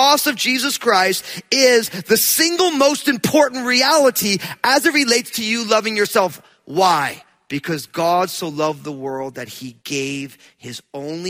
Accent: New Jersey, United States; I'm from New Jersey

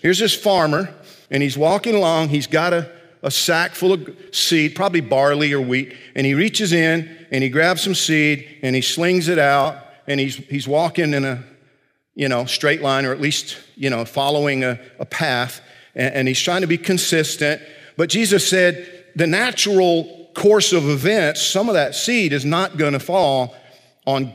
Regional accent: South Georgia, United States; I grew up in South Georgia

